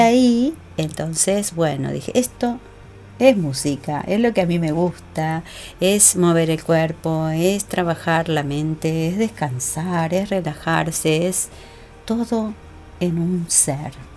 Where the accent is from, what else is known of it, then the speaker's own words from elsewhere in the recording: Uruguay; moved away as an adult; now in Argentina; vine de Uruguay cuando recién me casé